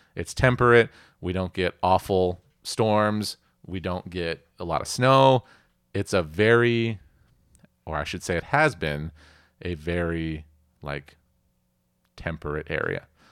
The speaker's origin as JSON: {"language": "English", "area": "Puget Sound, Pacific Northwest", "region": "Washington", "country": "United States", "tie": "born or raised there", "said": "I grew up here in the Pacific Northwest. I grew up in Puget Sound"}